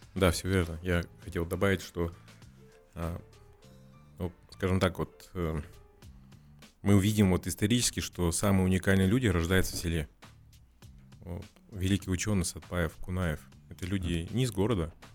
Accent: Kazakhstan

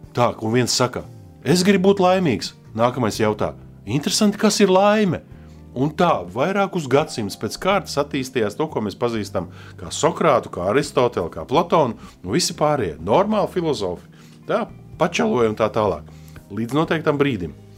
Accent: Latvia; also born or lived in Russian Far East; mēs esam no Latvijas

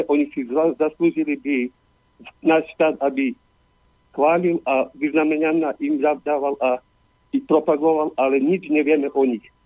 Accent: Slovakia; Ja som vyrástol ako chlapec na Golonkovi

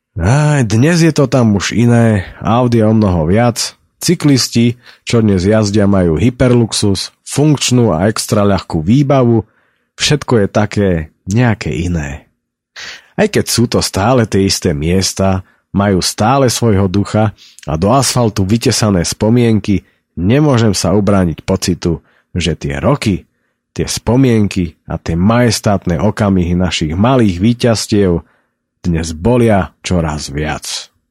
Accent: Slovakia; also born or lived in High Tatras; že sme sa narodili práve na Slovensku

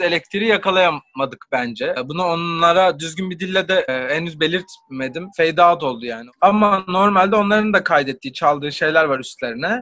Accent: İzmir, Turkey; moved away; also born or lived in Belgium / Portugal; Ben de İzmirliyim

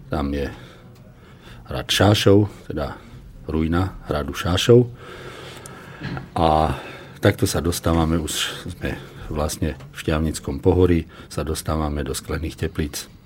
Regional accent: Kremnica, Banská Bystrica Region, Slovakia; ja ako rodák z Kremnice som hrdý na toto miesto

